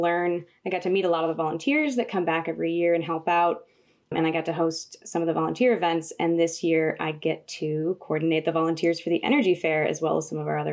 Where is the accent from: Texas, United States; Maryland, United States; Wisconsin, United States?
Wisconsin, United States; Rural; also born or lived in California; when I was 10 years old, my family moved from California, where I was born, to a village in central Wisconsin called Rural. So I'm literally from rural Wisconsin.